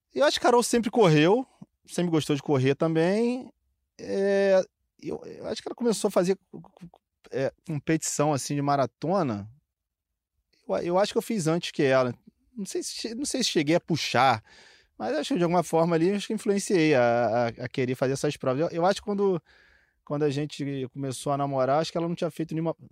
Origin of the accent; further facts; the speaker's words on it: Niterói, Rio de Janeiro, Brazil; Eu sou de Niterói